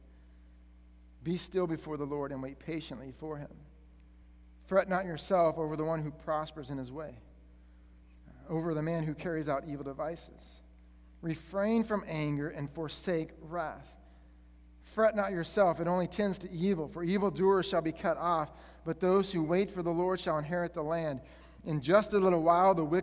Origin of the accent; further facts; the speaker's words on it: Colorado, United States; I'm from Colorado